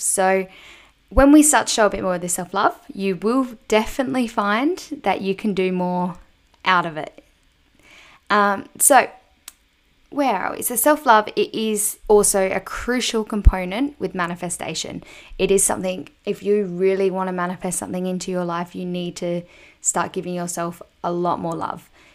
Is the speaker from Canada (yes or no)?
no; a small country town in South Australia, Australia; also born or lived in Adelaide; I'm originally from a small country town in South Australia